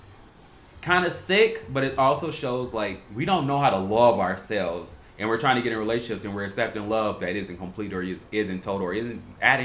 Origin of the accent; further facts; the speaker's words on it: Chicago, Illinois, United States; growing up in Chicago